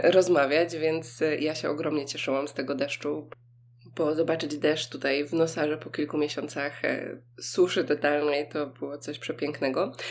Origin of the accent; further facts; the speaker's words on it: Poland; mówię, że jestem z Polski